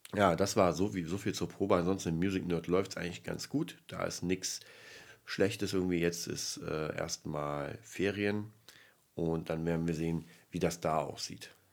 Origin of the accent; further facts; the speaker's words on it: Berlin, Germany; bei uns in Berlin